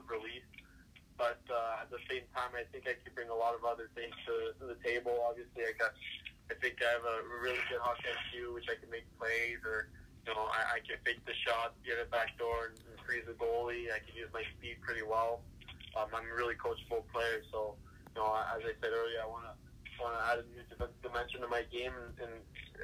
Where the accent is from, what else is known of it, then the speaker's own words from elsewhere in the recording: Chicago, Illinois, United States; Growing up in Chicago